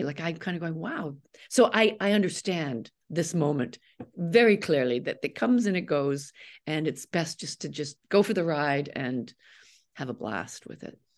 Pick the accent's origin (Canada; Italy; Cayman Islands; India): Canada; I'm a Canadian